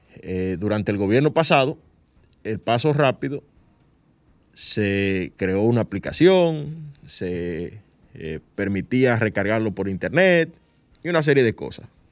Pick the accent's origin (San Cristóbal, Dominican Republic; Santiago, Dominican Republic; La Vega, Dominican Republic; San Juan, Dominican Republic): San Cristóbal, Dominican Republic; yo soy de San Cristóbal.